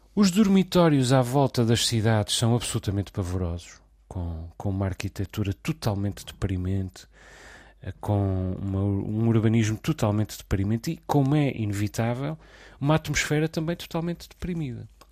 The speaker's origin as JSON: {"language": "Portuguese", "country": "Portugal", "tie": "born or raised there", "also_born_or_lived": "the Portuguese islands (residence)", "said": "eu não sou português por acaso só. Não só por ter nascido em território português"}